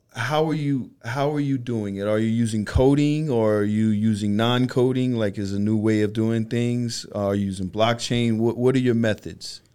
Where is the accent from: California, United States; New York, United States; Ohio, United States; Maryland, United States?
New York, United States; New York City; I'm from Brooklyn as well